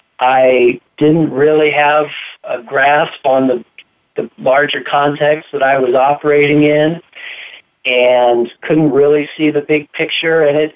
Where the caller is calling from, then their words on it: Boulder, Colorado, United States; I am in Boulder, Colorado.